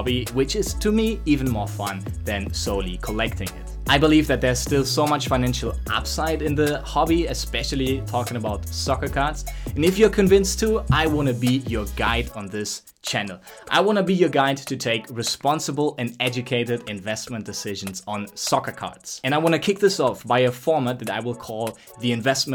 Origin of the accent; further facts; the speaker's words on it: Germany; now in Barcelona, Spain; I'm from Germany, currently doing this podcast right out of Barcelona